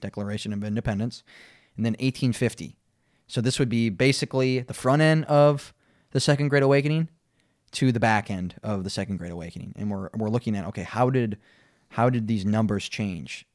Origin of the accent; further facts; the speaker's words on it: Minnesota, United States; I'm from Minnesota